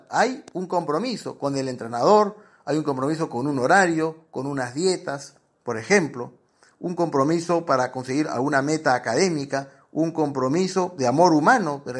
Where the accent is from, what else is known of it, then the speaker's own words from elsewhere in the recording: Peru; yo soy peruano y a los vigilantes le decimos guachimanes, porque hemos castellanizado la palabra guachimán